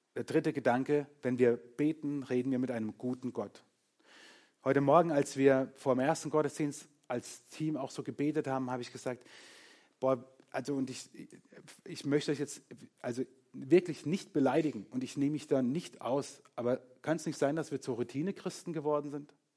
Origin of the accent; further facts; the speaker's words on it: Germany; uns als Kultur, als Deutsche.